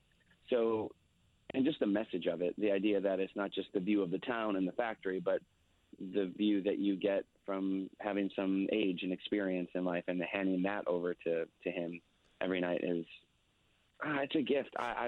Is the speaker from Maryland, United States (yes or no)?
no; Chicago, Illinois, United States; moved away; also born or lived in Southern California; I'm from Chicago